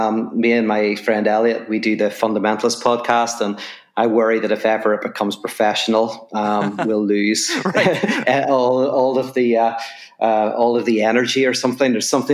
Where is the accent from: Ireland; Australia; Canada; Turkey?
Ireland; accent: Irish; now in Los Angeles, United States; obviously from my accent, people will know I'm from Ireland. I live in Los Angeles now